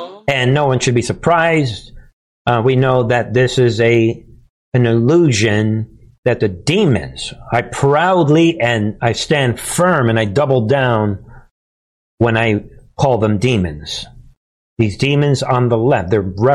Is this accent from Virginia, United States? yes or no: no; New York, United States; growing up in New York in my years ago